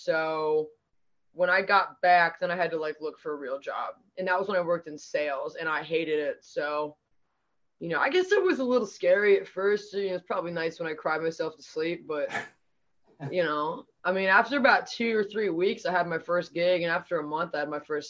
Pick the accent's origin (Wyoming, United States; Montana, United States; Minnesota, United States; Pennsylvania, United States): Pennsylvania, United States; Pittsburgh